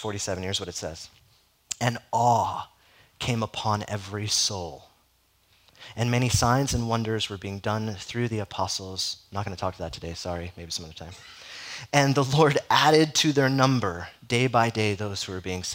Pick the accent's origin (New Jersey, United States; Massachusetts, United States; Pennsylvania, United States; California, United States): California, United States; Southern; moved away; I'm from Southern California, so there's not a whole lot of Catholic presence in Southern California